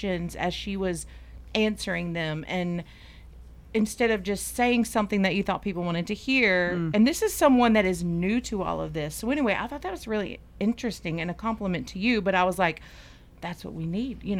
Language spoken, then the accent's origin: English; Mississippi, United States; I'm from Mississippi now